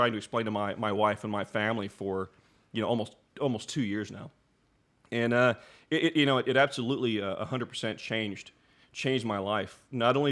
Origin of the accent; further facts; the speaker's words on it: Muskogee, Oklahoma, United States; I grew up in Northeast Oklahoma. I am a legit OG Okie from Muskogee